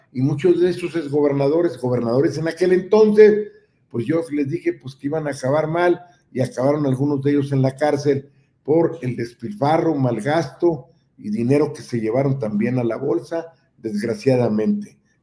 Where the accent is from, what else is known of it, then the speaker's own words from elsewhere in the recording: Nueva Rosita, Coahuila, Mexico; moved away as an adult; also born or lived in Monterrey; nos manejamos desde allá de Nueva Rosita a México